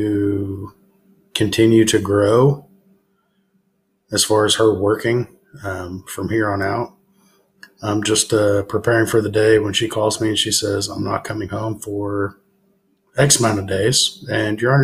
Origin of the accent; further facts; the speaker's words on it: Tulsa, Oklahoma, United States; now in Bartlesville, United States; I'm born and raised in Tulsa, but live in Bartlesville